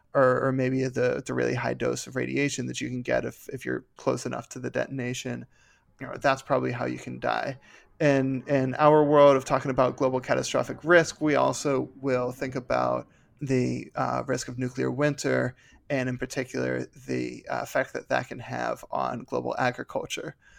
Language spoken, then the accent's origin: English; Pittsburgh, Pennsylvania, United States; I'm from Pittsburgh